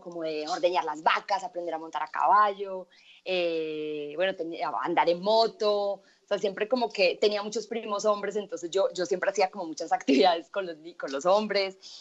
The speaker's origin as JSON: {"language": "Spanish", "town": "Medellín", "region": "Antioquia", "country": "Colombia", "tie": "born or raised there", "said": "yo nací en Medellín, yo vengo de una familia a nosotros nos dicen paisas"}